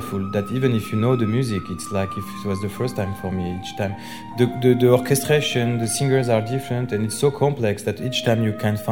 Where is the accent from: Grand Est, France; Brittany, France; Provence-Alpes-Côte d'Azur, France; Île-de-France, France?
Île-de-France, France; Paris; English is a second language; I'm French. So I was born in Paris, and I think my first Carmen, I was 6 years old in Paris Opera